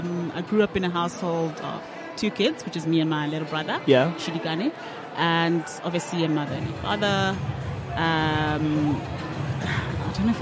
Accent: Maseru, Maseru District, Lesotho; moved away as an adult; also born or lived in Cape Town; born and bred in Lesotho, Maseru, to be more specific. And then I moved to, obviously, Cape Town to study, for university.

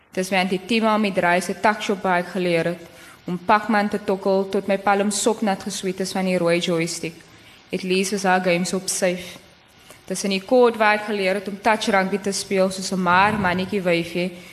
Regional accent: Cape Town, Western Cape, South Africa; accent: Kaaps; ek het in in Kaaps in groot geword

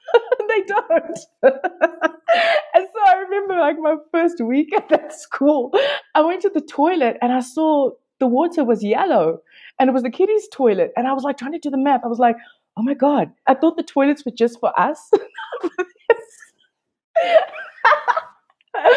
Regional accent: Durban, KwaZulu-Natal, South Africa; I was born in Addington Hospital, which is right on the beach, in the colored section

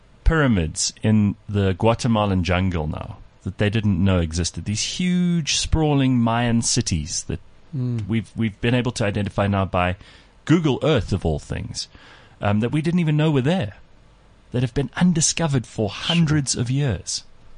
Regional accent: South Africa; the reason I'm South African is because he was stationed in Durban.

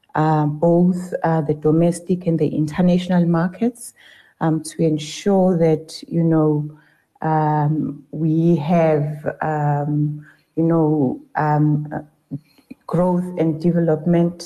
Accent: Ladysmith, KwaZulu-Natal, South Africa; also born or lived in Newcastle / Limpopo; I am from Ladysmith

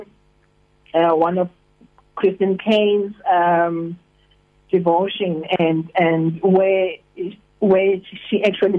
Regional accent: Hartbeespoort, North West, South Africa; moved away as an adult; now in East London, South Africa; I'm originally from Hartbeespoort, so we moved here only 3 years ago.

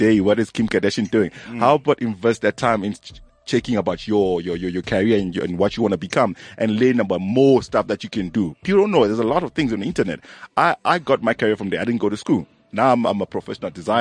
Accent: Zimbabwe; now in South Africa; I'm from Zim.

